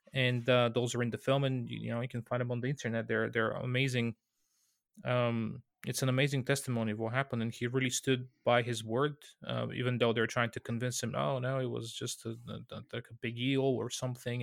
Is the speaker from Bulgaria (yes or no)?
yes; Bulgaria; I'm from Bulgaria